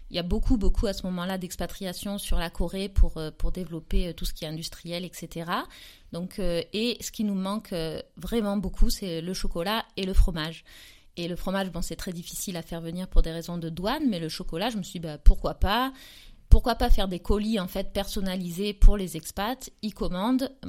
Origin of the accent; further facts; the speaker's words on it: south of France, France; Alors je viens d'un peu partout parce que j'ai beaucoup voyagé et j'ai beaucoup surtout déménagé en France depuis toute petite. Mais euh, là où je suis restée le plus longtemps et là où j'ai ma maison que j'appelle ma maison de famille, c'est dans le sud de la France